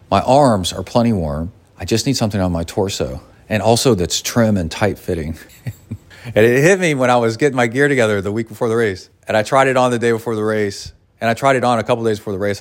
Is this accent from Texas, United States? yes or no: yes; Kingwood, Texas, United States; I grew up in Kingwood